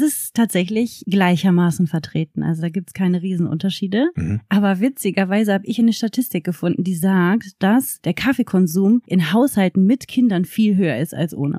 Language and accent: German; Germany; uns Deutschen